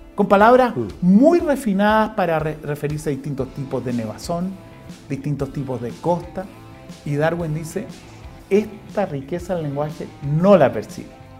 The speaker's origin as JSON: {"language": "Spanish", "country": "Chile", "said": "somos los chilenos"}